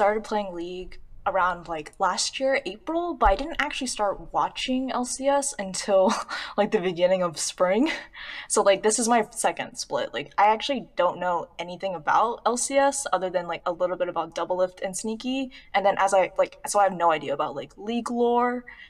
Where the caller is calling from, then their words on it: California, United States; I'm calling from Southern California.